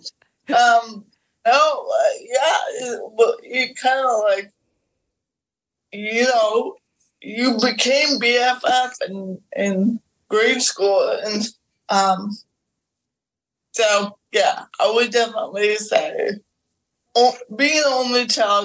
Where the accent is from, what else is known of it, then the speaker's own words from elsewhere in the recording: Middlebury, Vermont, United States; I grew up in Middlebury, Vermont, a college town